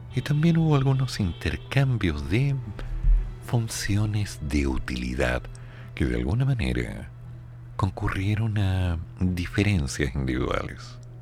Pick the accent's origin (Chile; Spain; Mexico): Chile; me veían como un chileno